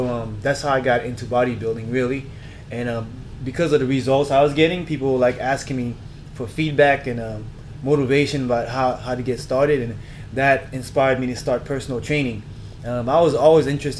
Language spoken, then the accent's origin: English; South Florida, United States; moved away as an adult; also born or lived in Haiti / Germany; now in Los Angeles, United States; I was born in Haiti, grew up in South Florida, Miami Beach, Boca Raton, if you guys have been to Florida. I'm a Florida